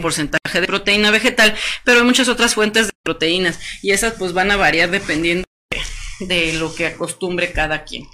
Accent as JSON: {"language": "Spanish", "country": "Mexico", "said": "Como los mexicanos que a todo le echamos limón"}